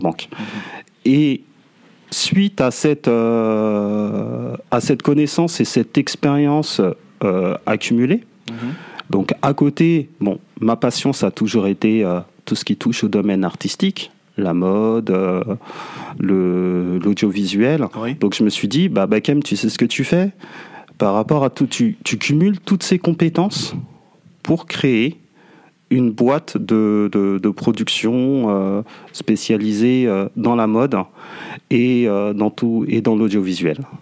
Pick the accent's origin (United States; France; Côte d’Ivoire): France; je suis né en France, j'ai grandi en France